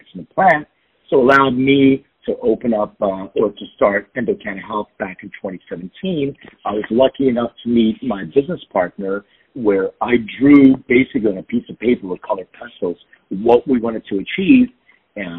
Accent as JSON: {"language": "English", "town": "Philadelphia", "region": "Pennsylvania", "country": "United States", "moved": "as an adult", "lives_now": "Los Angeles, United States", "said": "I'm from Philadelphia, and it brought me"}